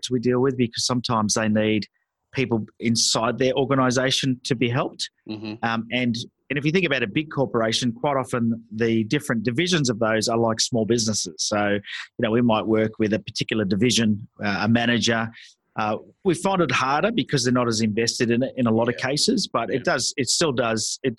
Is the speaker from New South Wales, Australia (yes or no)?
yes; Sydney, New South Wales, Australia; I was born in Sydney, Australia. My parents were from England, so I'm first generation here